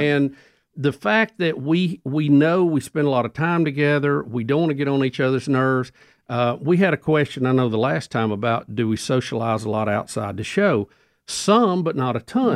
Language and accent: English; Jacksonville, United States; moved away as an adult; now in Birmingham, United States; I went back and actually worked in my hometown of Jacksonville for a while